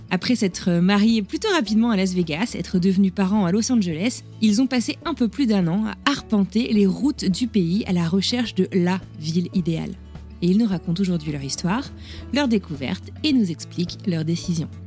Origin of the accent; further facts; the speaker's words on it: France; moved away as an adult; now in Boston, United States; je suis française, établie à Boston depuis 8 ans. J'ai quitté la France en 2007